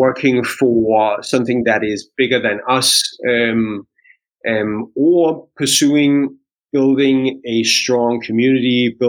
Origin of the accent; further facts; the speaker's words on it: Denmark; We're Indian and Danish